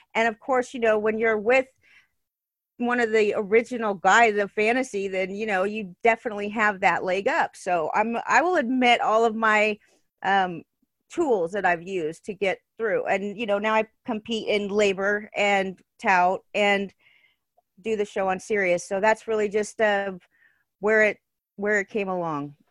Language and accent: English; Southern California, United States; I was born and raised in Southern California